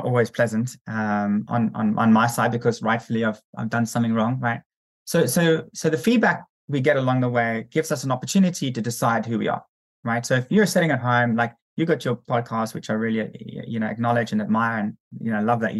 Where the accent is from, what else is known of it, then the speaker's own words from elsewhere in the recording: South Africa; I'm South African